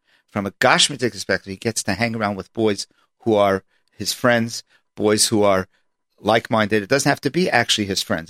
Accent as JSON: {"language": "English", "town": "New York City", "region": "New York", "country": "United States", "tie": "born or raised there", "also_born_or_lived": "Monsey", "moved": "yes", "lives_now": "Passaic, United States", "said": "while I was growing up in Washington Heights"}